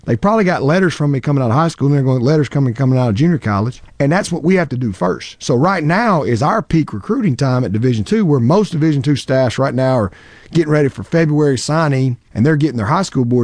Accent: Arkansas, United States; now in Mississippi, United States; I grew up in Arkansas.

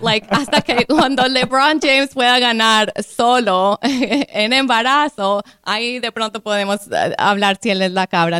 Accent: Colombia; now in Palm Beach County, United States; yo como colombiana, inmigrante de Colombia

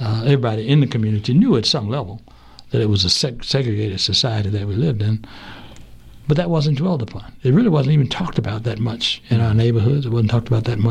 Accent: Asheville, North Carolina, United States; now in Charlotte, United States; I grew up in Asheville in the 40s and 50s, born in 1942

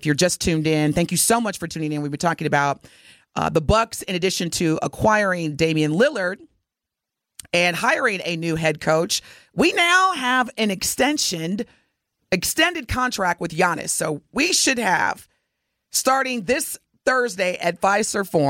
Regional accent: Evansville, Indiana, United States; moved away; my hometown, Evansville, Indiana

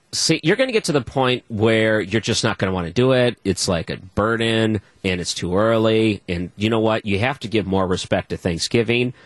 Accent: Detroit, Michigan, United States; moved away; When I was growing up in Detroit

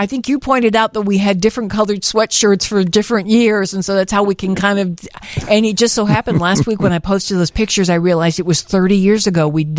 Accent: Frog Jump, Tennessee, United States; I'm from Frog Jump, Tennessee

